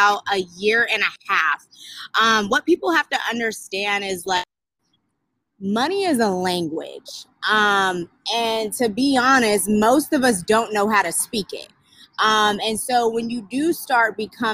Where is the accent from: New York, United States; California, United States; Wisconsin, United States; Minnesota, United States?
California, United States; Sacramento; moved away as an adult; also born or lived in Atlanta, Georgia; I'm from Sacramento, California, graduated from Sac State.